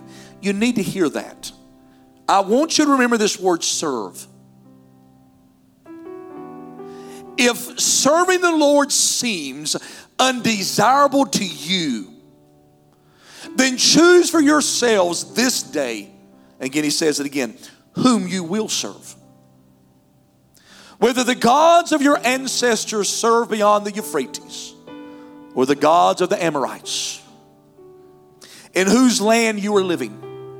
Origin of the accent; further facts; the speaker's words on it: North Carolina, United States; moved away; I'm from North Carolina